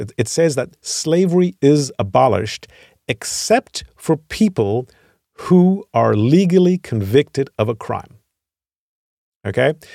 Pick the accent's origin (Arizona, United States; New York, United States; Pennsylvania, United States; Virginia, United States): Virginia, United States; moved away as an adult; now in Germany; I'm from Virginia. I spent thirty years there